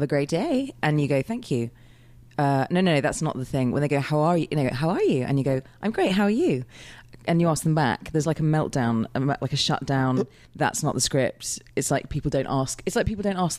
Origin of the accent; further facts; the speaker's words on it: United Kingdom; being British.